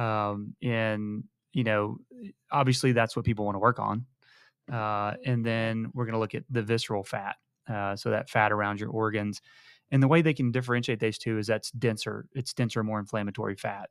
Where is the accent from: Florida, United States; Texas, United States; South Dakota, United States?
Texas, United States; High Island; moved away; I'm from High Island, Texas